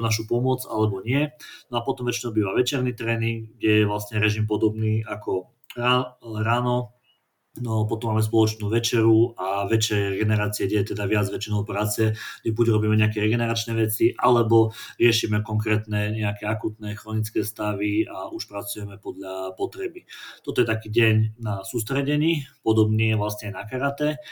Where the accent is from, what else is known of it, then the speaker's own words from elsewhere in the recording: Kysuce, Žilina Region, Slovakia; pochádzam z Kisúc, od malého decka sa vlastne venujem športu